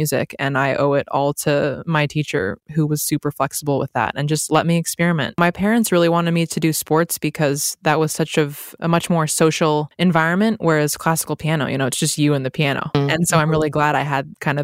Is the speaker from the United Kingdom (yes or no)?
no; San Diego, California, United States; also born or lived in Santa Monica; I actually grew up in San Diego, but I was born in Santa Monica. So I'm like a true Southern California gal.